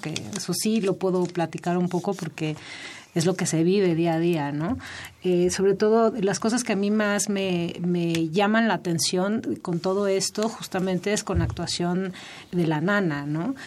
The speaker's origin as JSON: {"language": "Spanish", "country": "Mexico", "said": "como mexicanos"}